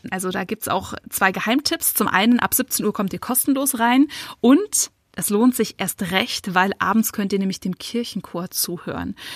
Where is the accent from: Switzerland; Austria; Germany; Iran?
Germany; Munich, Bavaria; ich als Münchnerin